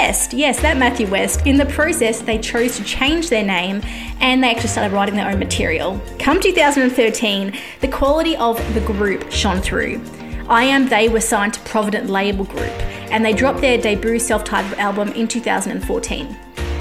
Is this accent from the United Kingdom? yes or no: no; Australia; I am an Aussie music journalist